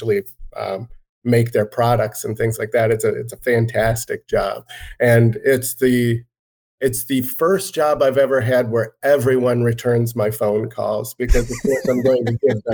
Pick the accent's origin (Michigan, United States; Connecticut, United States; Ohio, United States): Ohio, United States; Northeast; now in Springfield, United States; I grew up in Northeast Ohio, about 3 miles south of Lake Erie, where it snows a lot